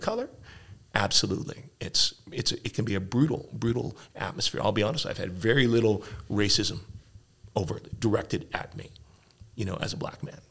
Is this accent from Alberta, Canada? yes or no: yes; Edmonton, Alberta, Canada; I grew up here in Edmonton.